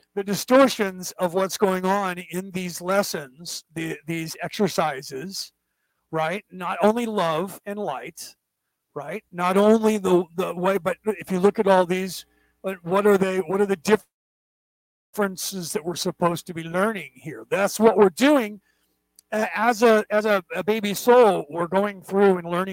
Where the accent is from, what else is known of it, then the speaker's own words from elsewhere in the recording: California, United States; we grew up in California